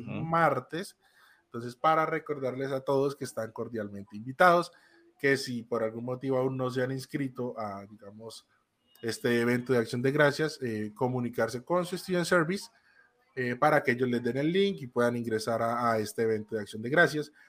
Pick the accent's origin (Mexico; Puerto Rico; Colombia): Colombia